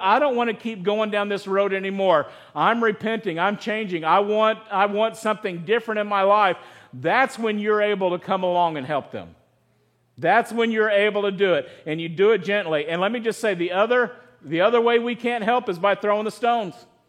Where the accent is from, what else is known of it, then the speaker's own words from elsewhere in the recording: United States; also born or lived in Chico, California; our American culture